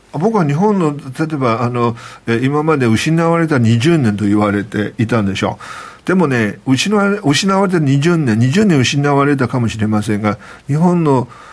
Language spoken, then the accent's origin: Japanese; Nanjing, Jiangsu, China; now in Tokyo, Japan; 私はね生まれ育ったのが南京なんですけれども